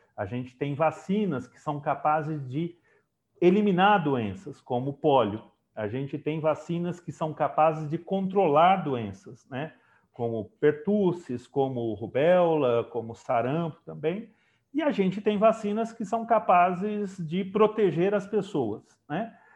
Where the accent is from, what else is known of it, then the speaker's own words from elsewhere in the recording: Brazil; enquanto brasileiro, enquanto né, parte aqui do, do Estado de São Paulo